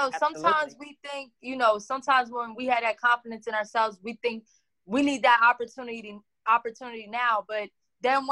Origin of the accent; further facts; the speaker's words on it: Dallas, Texas, United States; I'm from Dallas. A lot of people think now I'm from Houston, but I'm not from Houston. I'm from Dallas